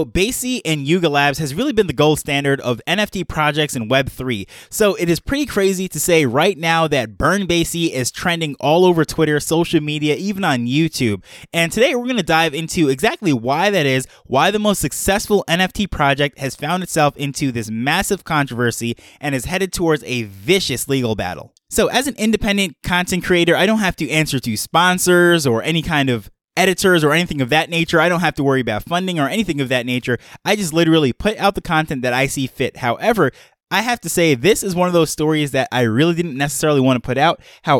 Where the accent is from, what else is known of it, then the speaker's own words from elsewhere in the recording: Jamaica; born there; also born or lived in multiple cultures all over the world; my background is I am a Jamaican-born dual citizen. I grew up around multiple cultures all over the world.